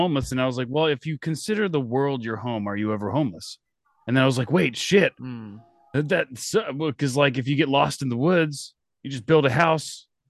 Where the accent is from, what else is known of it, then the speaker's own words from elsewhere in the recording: Florida, United States; I'm from Florida. That's a magical place.